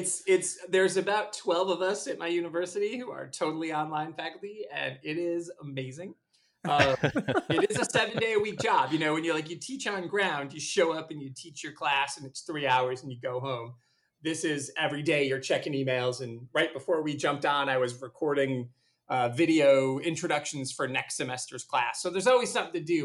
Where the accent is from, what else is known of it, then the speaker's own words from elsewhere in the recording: Michigan, United States; I grew up in Michigan, but or like less than an hour from Chicago, really, right at the very end of Michigan, south of Michigan